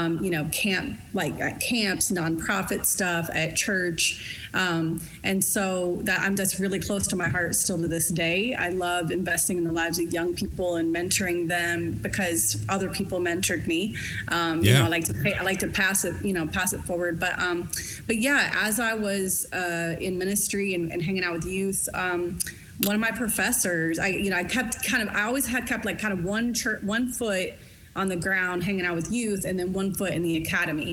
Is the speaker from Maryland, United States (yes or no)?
no; Lexington, Kentucky, United States; moved away as an adult; also born or lived in Oklahoma / Los Angeles / Pasadena / Burbank; I grew up in Kentucky. I grew up in Eastern Kentucky.